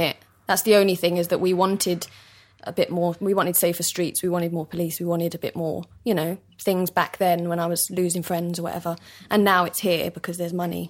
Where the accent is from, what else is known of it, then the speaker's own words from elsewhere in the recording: London, United Kingdom; East London, born and bred